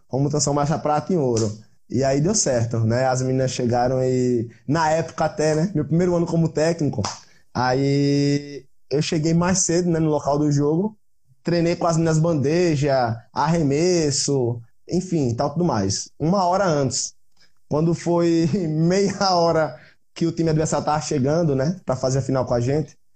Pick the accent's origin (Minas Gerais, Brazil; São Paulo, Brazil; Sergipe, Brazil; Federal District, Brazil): Sergipe, Brazil; Aracaju; Eu sou da Aracaju. Aracaju ou Sergipe? Aracaju capital, é Sergipe capital, no caso, né?